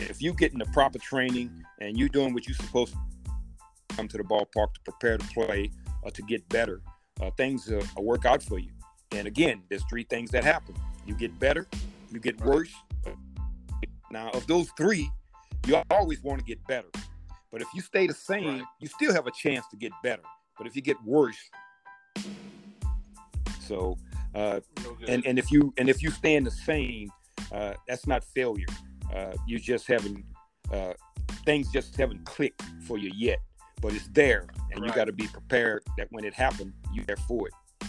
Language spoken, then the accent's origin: English; New Orleans, Louisiana, United States; Well, you know, being in New Orleans at that time, like I told you, integration was bad.